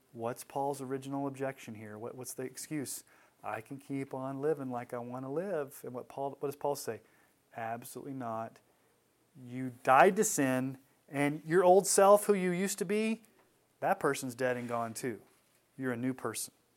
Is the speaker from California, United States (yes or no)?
no; Texas, United States; When I was a kid growing up in Texas